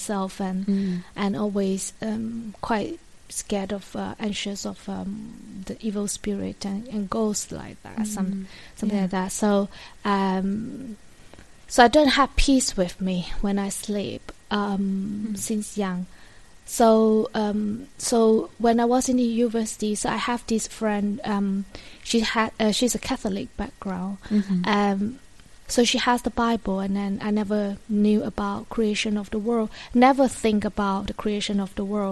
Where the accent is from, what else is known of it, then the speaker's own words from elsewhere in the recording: Malaysia; moved away as an adult; now in London, United Kingdom; I come from Malaysia. We moved from Malaysia to London in 2015